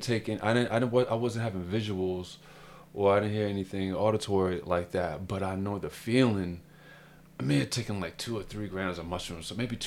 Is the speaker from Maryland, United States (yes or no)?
yes; Baltimore, Maryland, United States; I'm a homeboy from Baltimore